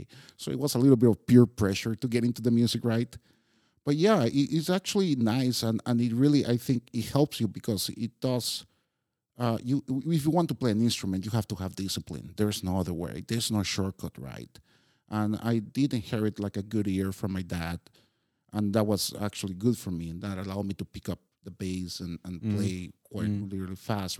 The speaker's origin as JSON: {"language": "English", "country": "Costa Rica", "lives_now": "Prague, Czechia", "said": "every time I tell people I come from Costa Rica, the same question pops."}